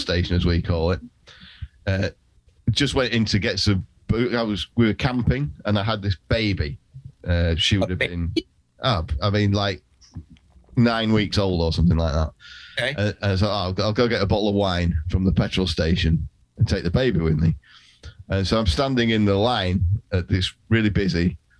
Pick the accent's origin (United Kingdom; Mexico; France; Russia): United Kingdom; England; as an Englishman visiting Ireland